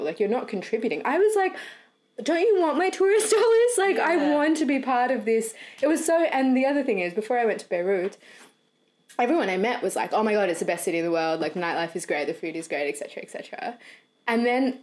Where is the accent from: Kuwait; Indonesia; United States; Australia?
Australia; accent: Australian; moved away as an adult; now in London, United Kingdom; I grew up in Australia and speak with an Australian accent.